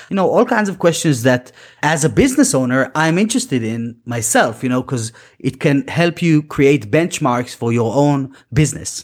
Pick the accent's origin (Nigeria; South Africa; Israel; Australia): Israel; English is a second language; moved away; we're both from Israel originally